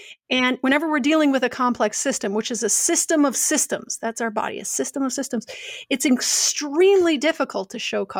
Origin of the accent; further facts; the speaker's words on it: Adams, Wisconsin, United States; I'm 30 miles north of Wisconsin Dells from Adams Friendship, a very small town